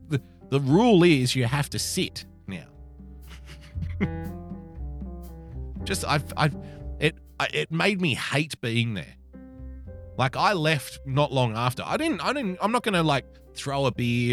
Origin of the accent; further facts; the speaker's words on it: New South Wales, Australia; my state, my home state of New South Wales.